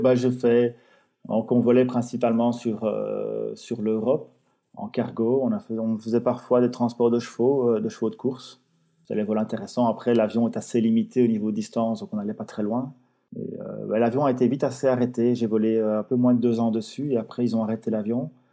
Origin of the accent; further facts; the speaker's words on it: Belgium; je suis belge